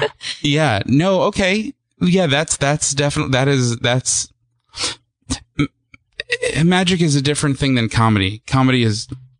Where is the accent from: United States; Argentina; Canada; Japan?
United States; Smithtown, New York; I was born on raised on Long Island, in Smithtown, or as the locals call it, Smittown.